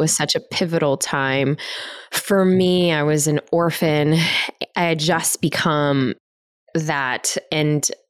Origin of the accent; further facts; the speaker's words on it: Chicago, Illinois, United States; I was born and raised in Chicago